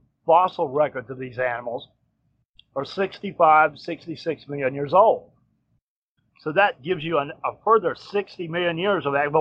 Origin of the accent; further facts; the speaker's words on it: Alabama, United States; moved away; also born or lived in South Florida; the weather I grew up with in Alabama